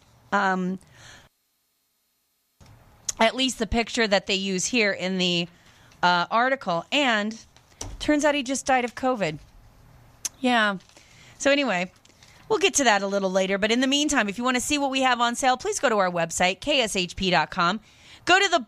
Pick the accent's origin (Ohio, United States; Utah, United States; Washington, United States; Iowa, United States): Washington, United States; Seattle; moved away as an adult; also born or lived in New York City; I grew up in Seattle, but I lived in Manhattan and Queens